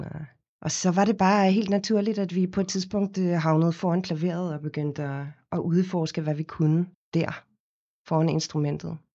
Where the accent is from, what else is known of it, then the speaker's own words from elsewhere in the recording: Cape Town, Western Cape, South Africa; Danish is a second language; moved away as an adult; now in Denmark; Jeg kommer oprindeligt fra Kapstaden i Sydafrika, hvor jeg er født og opvokset. Flyttede til Danmark, da jeg var 19 øh, år gammel.